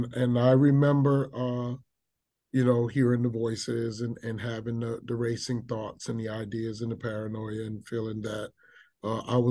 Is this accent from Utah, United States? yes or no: no; New York City, New York, United States; I grew up in South Bronx, which is one of our very urban communities